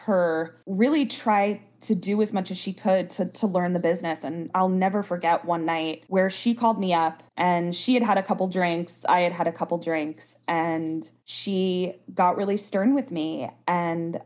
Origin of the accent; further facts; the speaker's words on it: Baltimore, Maryland, United States; moved away as an adult; I grew up in Baltimore, obviously went to high school in Baltimore, and then I went to college in Baltimore as well